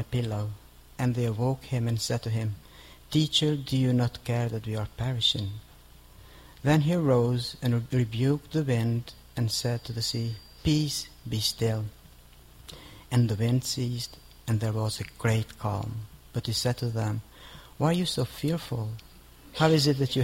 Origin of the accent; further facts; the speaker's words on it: Kosovo; moved away as an adult; I come from Kosovo, lived in this country for about 14 years.